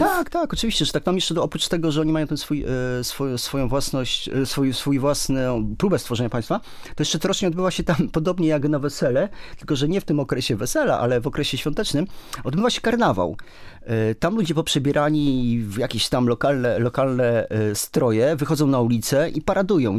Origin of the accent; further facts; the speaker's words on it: Poland; my jesteśmy z Polski